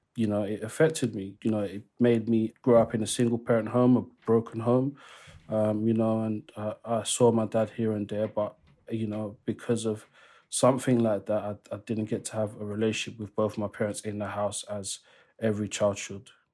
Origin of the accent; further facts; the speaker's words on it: London, United Kingdom; the area where I grew up. So I'm from East London